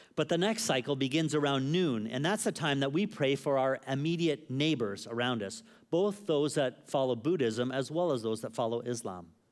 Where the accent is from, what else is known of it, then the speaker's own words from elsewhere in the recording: Canada; moved away; also born or lived in Phuket; someone who's a Canadian